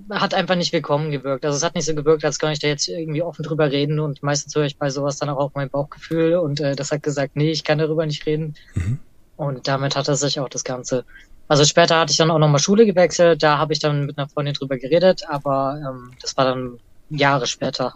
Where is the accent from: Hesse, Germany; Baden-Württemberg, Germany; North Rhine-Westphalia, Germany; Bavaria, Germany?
Bavaria, Germany; Erlangen; ich bin tatsächlich im Universitätsviertel eher groß geworden